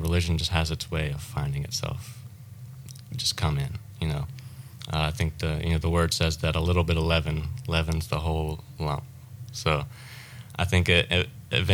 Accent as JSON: {"language": "English", "region": "South Mississippi", "country": "United States", "tie": "born or raised there", "moved": "as an adult", "lives_now": "Florida, United States", "said": "I grew up in Mississippi, South Mississippi."}